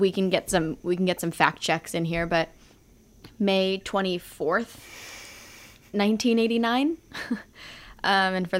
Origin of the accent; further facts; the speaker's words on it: San Diego, California, United States; also born or lived in Modesto / Los Angeles; I grew up in San Diego. So when I was about two, my parents moved to LA and then to San Diego.